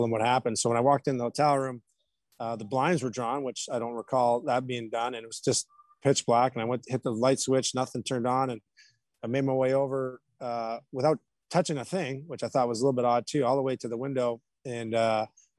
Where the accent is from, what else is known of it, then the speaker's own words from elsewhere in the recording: Canada; now in North Texas, United States; for me being a Canadian guy